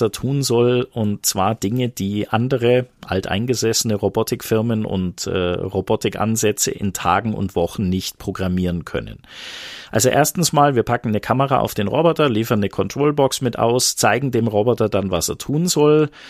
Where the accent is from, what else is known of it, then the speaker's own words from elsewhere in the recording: Bavarian Swabia, Germany; Ich bin bayerischer Schwabe